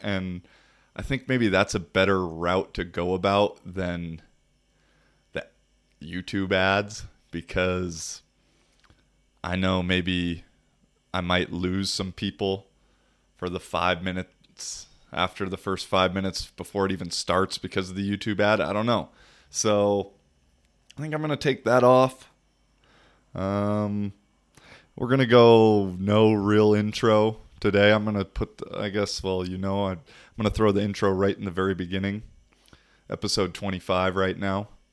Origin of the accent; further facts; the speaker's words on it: United States; moved away; United States